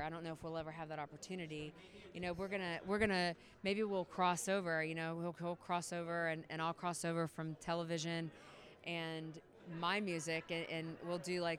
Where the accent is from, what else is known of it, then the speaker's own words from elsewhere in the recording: North Carolina, United States; We're both from North Carolina.